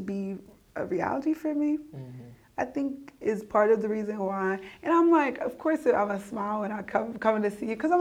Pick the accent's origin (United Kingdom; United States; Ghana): United States; I grew up in the United States